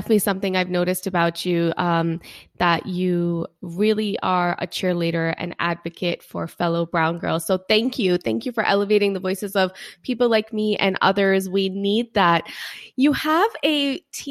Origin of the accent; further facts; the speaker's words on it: Long Island, New York, United States; I grew up in the suburbs of New York City in Long Island